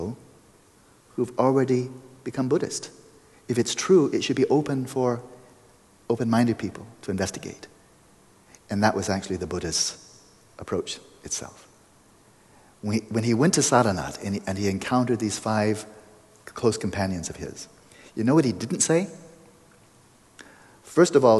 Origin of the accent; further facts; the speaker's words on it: Pasadena, California, United States; my hometown, Pasadena